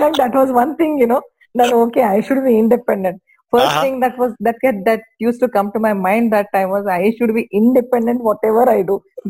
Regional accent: Bagalkot, Karnataka, India; English is a second language; I'm from Bagalkot. You know, I'm sure you all have heard of Bagalkot, a nearby place, a very small place. Now it's a district place, but that time it was a very small town.

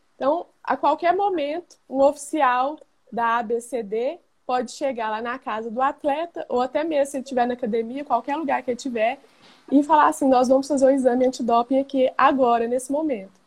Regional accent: Goiânia, Goiás, Brazil; Sou aqui de Goiânia, Goiás

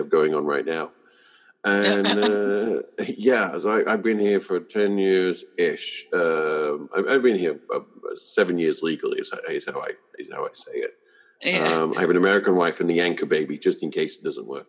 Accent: United Kingdom; moved away as an adult; now in Bay Area, United States; I'm British, but I live here in the Bay Area

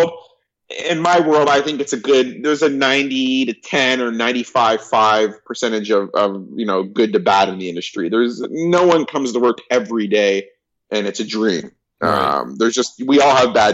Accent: Canada; born or raised there; also born or lived in Burbank, California; now in Toronto, Canada

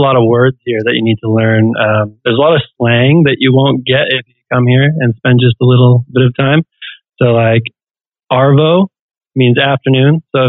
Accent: British Columbia, Canada; I'm British Columbia.

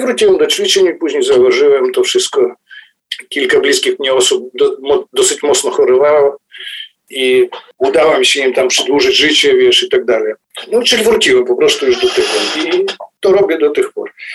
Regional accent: Cherkasy, Cherkasy Oblast, Ukraine; moved away as an adult; also born or lived in Drohobych, Ukraine / Kyiv, Ukraine; now in Warsaw, Poland; później dorastałem w Czerkasach, później studiowałem w Kijowie

